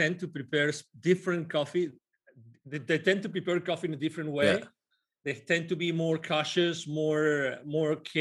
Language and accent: English; Spain; moved away; I'm originally from Spain